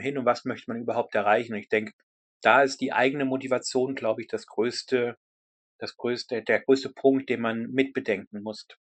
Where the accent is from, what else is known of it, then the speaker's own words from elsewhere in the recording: Germany; now in United Kingdom; als Deutscher in, in einem anderen Land